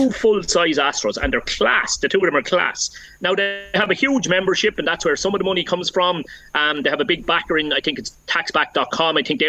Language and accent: English; Rathdowney, Leinster, Ireland; I'm living out the country 10 minutes from it now, but my hometown here, Rathdowney in Laois, like, we're a very small town with a very small club.